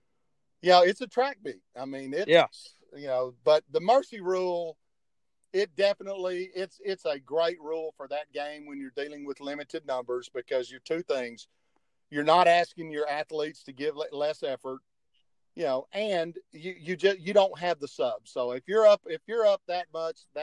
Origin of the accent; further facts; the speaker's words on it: Euless, Texas, United States; growing up in Euless, where I grew up